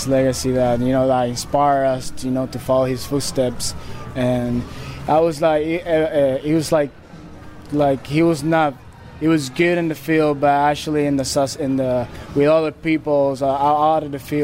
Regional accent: Puerto Rico; moved away as an adult; now in Fort Wayne, United States; I'll be honored and blessed, to be born and raised in Puerto Rico

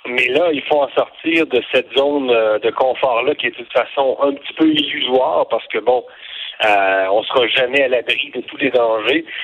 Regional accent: Canada; on est on est canadien

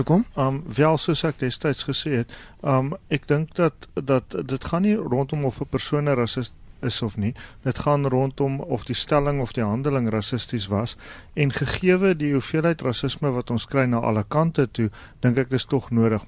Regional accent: South Africa; ons as Suid-Afrikaners

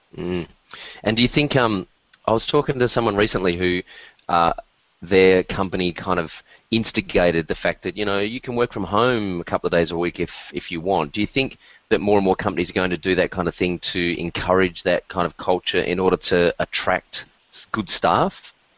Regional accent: Australia; as an Australian

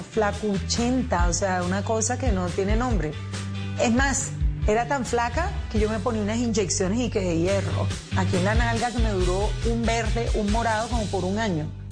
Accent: Cartagena, Bolívar, Colombia; moved away as an adult; also born or lived in Bogotá; Yo nací en Cartagena, Bolívar, eh, un 18 de noviembre

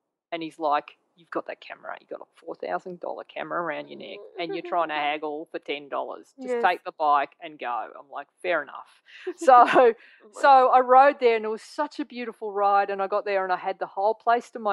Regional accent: Australia; a photographer from Australia

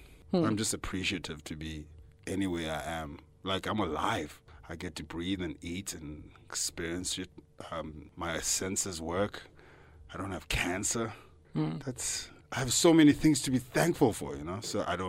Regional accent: Johannesburg, Gauteng, South Africa; I'm from Johannesburg performing.

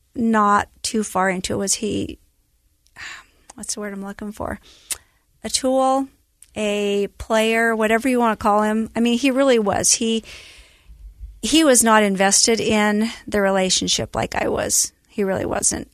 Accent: Elba, Idaho, United States; also born or lived in Burley, Idaho; I was born in Burley, Idaho, which is tiny town, southern Idaho. And then between kindergarten and first grade, we moved back to Elba, where my dad was raised

